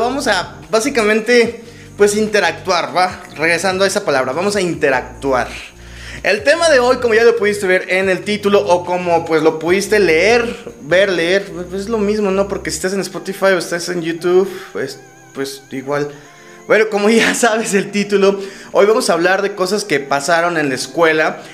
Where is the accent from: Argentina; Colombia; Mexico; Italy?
Mexico; en México, en mi país